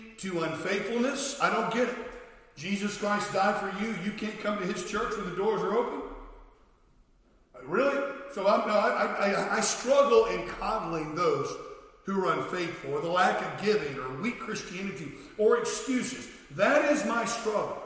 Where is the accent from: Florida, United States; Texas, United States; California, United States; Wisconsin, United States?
Florida, United States; I was a lifeguard when I was a teenager growing up in Florida